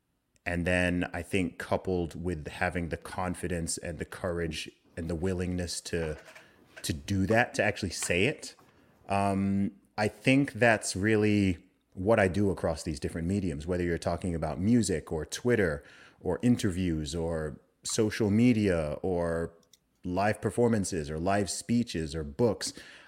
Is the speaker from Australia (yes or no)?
no; Saudi Arabia; also born or lived in United Kingdom; but I was born in the UK. I'm British. I grew up in the Middle East in Saudi Arabia. I lived there for 20 years.